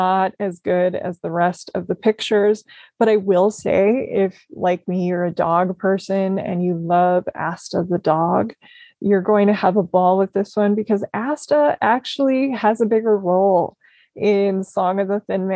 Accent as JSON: {"language": "English", "region": "Minnesota", "country": "United States", "tie": "born or raised there", "said": "growing up in Minnesota"}